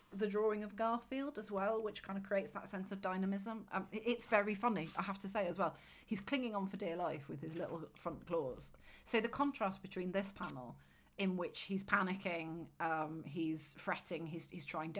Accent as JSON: {"language": "English", "town": "Leeds", "region": "Yorkshire and the Humber", "country": "United Kingdom", "tie": "born or raised there", "said": "I grew up in Leeds."}